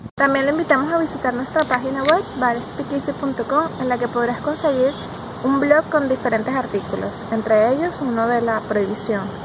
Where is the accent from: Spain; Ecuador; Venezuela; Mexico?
Venezuela; moved away as an adult; also born or lived in Dominican Republic; now in Santo Domingo, Dominican Republic; nosotros somos venezolanos, tenemos aproximadamente dos años en República Dominicana